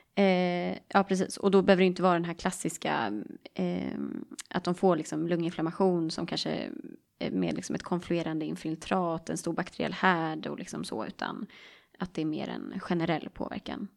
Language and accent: Swedish; Stockholm, Stockholm County, Sweden; accent: Stockholm; jag är från Stockholm